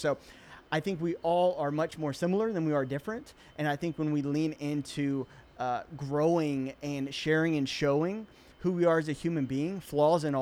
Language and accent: English; Chattanooga, Tennessee, United States; moved away; I'm originally from Chattanooga, Tennessee